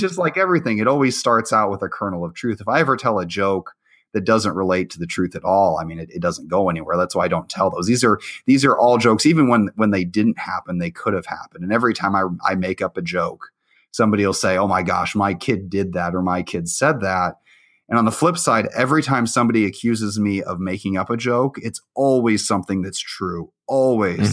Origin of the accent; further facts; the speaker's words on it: Illinois, United States; also born or lived in Iowa; I actually grew up mostly in Illinois. I went there third grade through high school